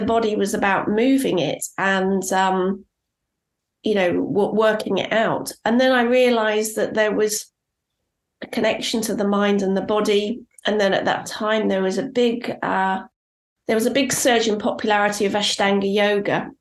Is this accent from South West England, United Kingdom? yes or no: yes; Cornwall, South West England, United Kingdom; I grew up in Cornwall, and I spent a huge amount of time out in nature.